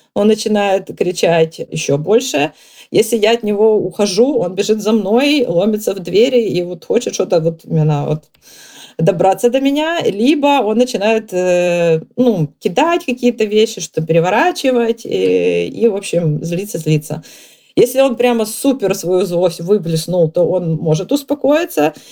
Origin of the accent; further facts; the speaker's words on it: Kyiv, Ukraine; moved away as an adult; now in England, United Kingdom; из Киева на самом деле, но а сейчас в Англии.